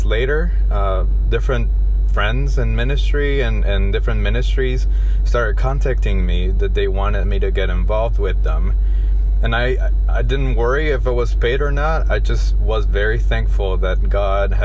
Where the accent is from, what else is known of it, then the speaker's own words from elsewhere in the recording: Guatemala City, Guatemala Department, Guatemala; also born or lived in United States; I'm originally from Guatemala City.